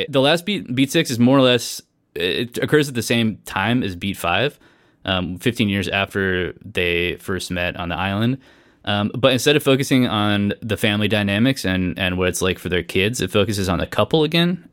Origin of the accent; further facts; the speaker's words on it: Southern California, United States; I grew up in Southern California